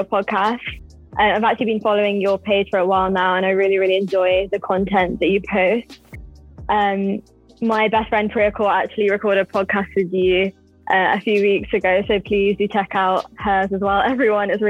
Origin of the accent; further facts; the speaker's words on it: Herefordshire, West Midlands, United Kingdom; growing up in Herefordshire has had a really, really massive impact on my life